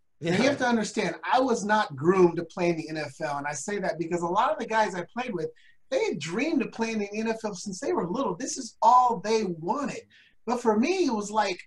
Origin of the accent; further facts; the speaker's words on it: Portland, Oregon, United States; I was raised in the Northeast Portland where we're more the hood.